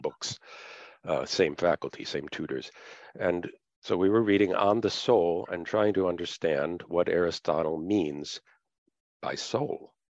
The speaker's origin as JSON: {"language": "English", "country": "United States", "said": "being an American and being in America rather than other countries where I've taught"}